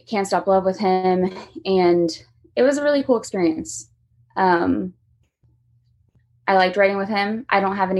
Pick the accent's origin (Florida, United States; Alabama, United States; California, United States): Florida, United States; Lake Mary; moved away as an adult; now in Nashville, United States; I'm from Lake Mary, Florida. It's about 30 minutes from Orlando. So hot weather, not used to this kind of weather.